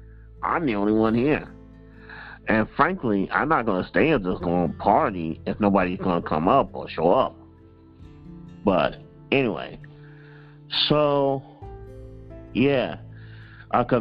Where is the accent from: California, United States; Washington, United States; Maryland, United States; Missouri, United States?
Missouri, United States; St. Louis; I am a widower from St. Louis, Missouri